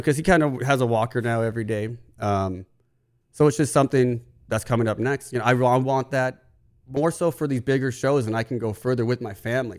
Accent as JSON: {"language": "English", "region": "California", "country": "United States", "tie": "born or raised there", "said": "as a kid growing up in California"}